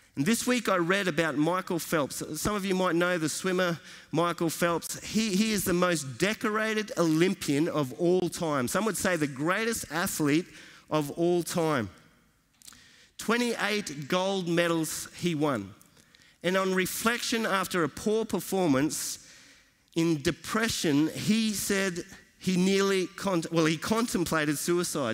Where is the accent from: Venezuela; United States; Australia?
Australia; from Australia